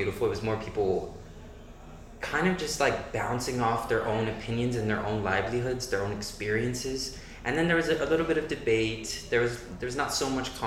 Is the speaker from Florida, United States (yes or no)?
yes; Miami, Florida, United States; moved away as an adult; now in Vienna, Austria; I'm from Miami, Florida.